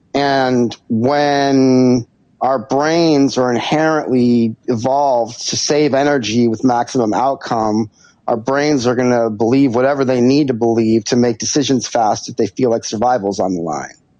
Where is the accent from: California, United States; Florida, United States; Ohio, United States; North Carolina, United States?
California, United States; Santa Barbara; I grew up in Santa Barbara, which is a beautiful, beautiful, beautiful place.